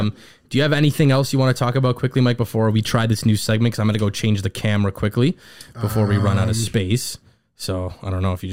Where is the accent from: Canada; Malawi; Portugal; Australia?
Canada; we were born and raised in Canada